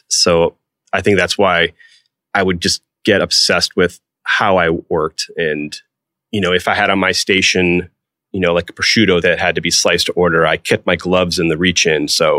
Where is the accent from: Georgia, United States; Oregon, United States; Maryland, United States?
Georgia, United States; Atlanta; Maybe it was because I was from Atlanta and he opened up Seeger's in Atlanta.